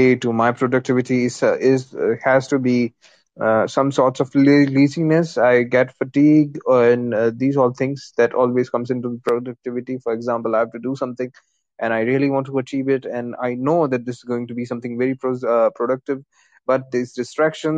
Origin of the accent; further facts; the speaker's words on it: India; I'm from India